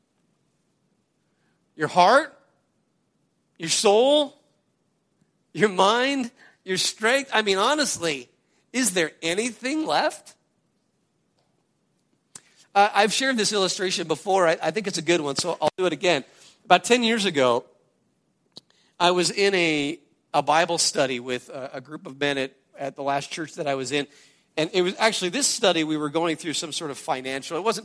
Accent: United States; as an American

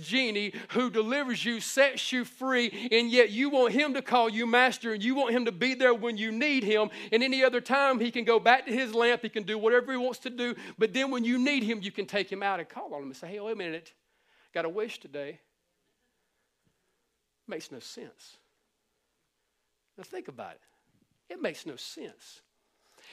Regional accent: the Bible Belt, the South, United States; we were born and raised in the Bible Belt, man, we're down here in the South

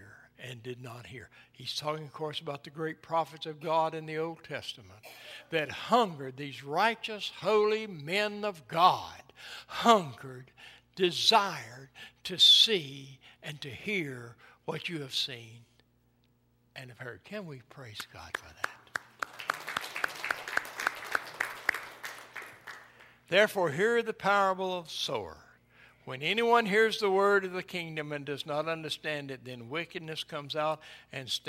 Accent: East Tennessee, United States; When I was a boy growing up in East Tennessee

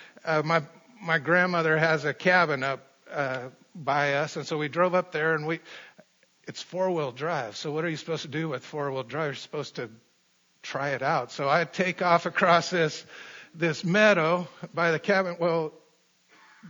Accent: Colorado, United States; I grew up in Colorado

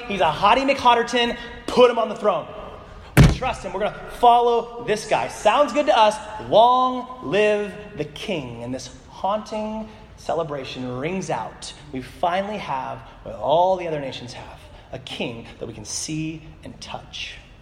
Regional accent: Soldotna, Alaska, United States; I'm from Soldotna.

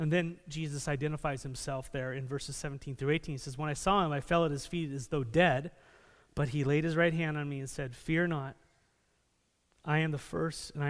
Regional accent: San Diego, California, United States; moved away; I grew up in San Diego

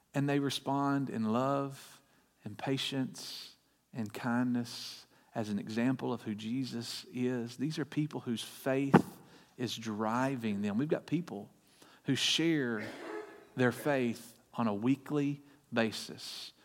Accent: Bryant, Arkansas, United States; I grew up in Bryant

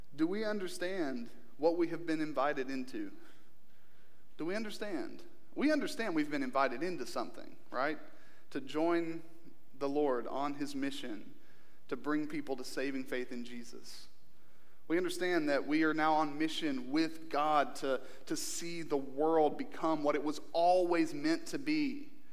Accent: Kentucky, United States; born or raised there; moved away

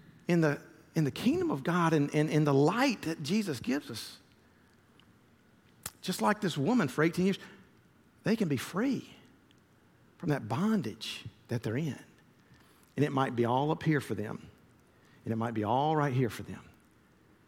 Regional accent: Columbus, Georgia, United States; growing up in the Methodist church that I did in Columbus, Georgia

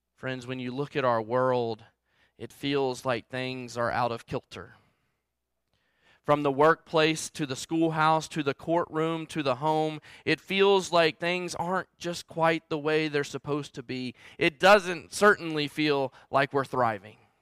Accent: Salem, Virginia, United States; I grew up in Southwest Virginia, um, just however you wanna say it, down the mountain or up the road, um, in Salem, Virginia

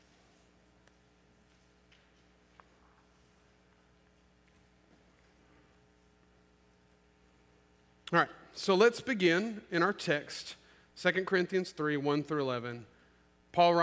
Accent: Olive Branch, Mississippi, United States; also born or lived in Memphis, Tennessee; I'm an Olive Branch and Memphis native, okay? I love Olive Branch. It is my hometown

